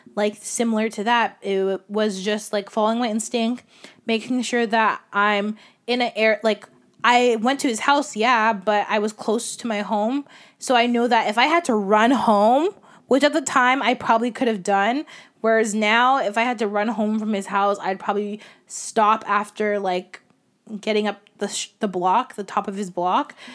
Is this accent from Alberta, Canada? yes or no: no; Toronto, Ontario, Canada; growing up in Scarborough